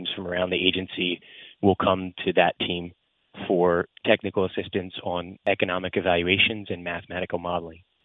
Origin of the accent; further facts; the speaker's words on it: New Jersey, United States; now in Atlanta, United States; I've played since I was a kid growing up in New Jersey